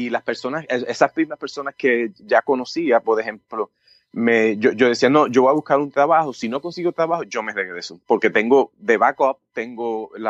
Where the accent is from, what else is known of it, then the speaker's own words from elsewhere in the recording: Puerto Rico; moved away as an adult; yo me fui de Puerto Rico cuando el mínimo en aquel entonces creo que está 25, está 50.